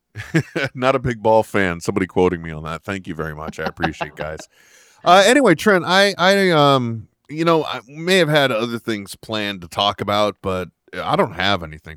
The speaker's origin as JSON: {"language": "English", "region": "California", "country": "United States", "said": "I am from California"}